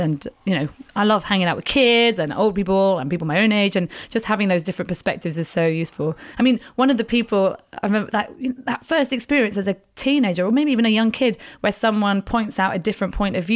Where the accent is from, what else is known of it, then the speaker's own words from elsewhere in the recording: England, United Kingdom; I am actually English.